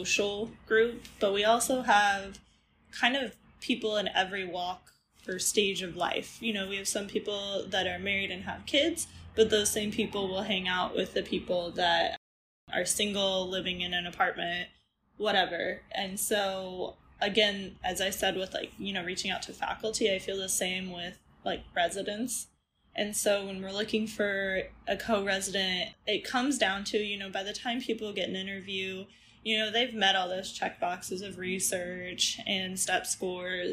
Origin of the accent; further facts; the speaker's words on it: Midwest, United States; moved away as an adult; now in Galveston, United States; I'm from the Midwest